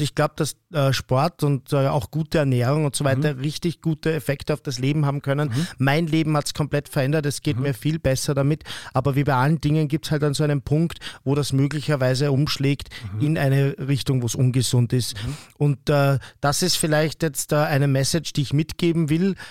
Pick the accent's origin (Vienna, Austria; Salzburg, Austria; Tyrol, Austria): Vienna, Austria; bei uns in Wien